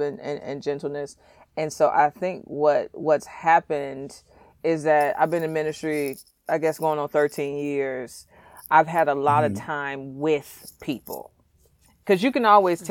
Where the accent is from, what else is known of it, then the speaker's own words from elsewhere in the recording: St. Louis, Missouri, United States; I was raised in St. Louis, single mother